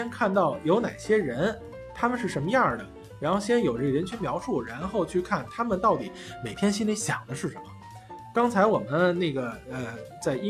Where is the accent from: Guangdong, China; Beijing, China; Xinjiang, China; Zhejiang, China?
Beijing, China; 有一句话啊，我们北京人有句话叫“刺猬还说自个儿孩子光溜呢”。